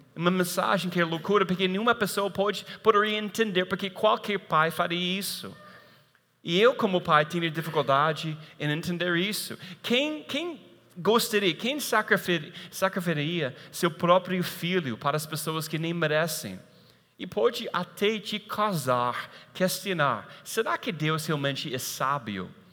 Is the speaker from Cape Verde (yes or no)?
no; United States; moved away